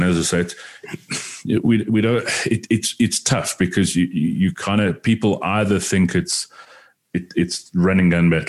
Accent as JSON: {"language": "English", "town": "New York City", "region": "New York", "country": "United States", "tie": "born or raised there", "said": "But I mean, growing up in New York City, it was probably kind of similar as well."}